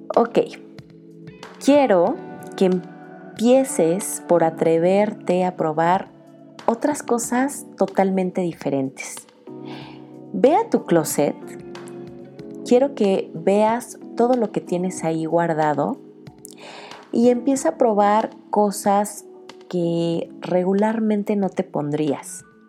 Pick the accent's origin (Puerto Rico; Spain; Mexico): Mexico; eso que somos latinos y mexicanos. Nuestro país está lleno de colores